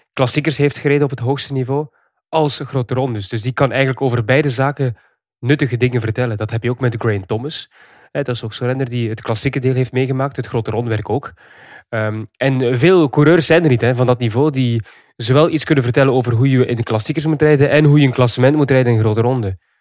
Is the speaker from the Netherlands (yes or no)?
no; Flanders, Belgium; wij Vlamingen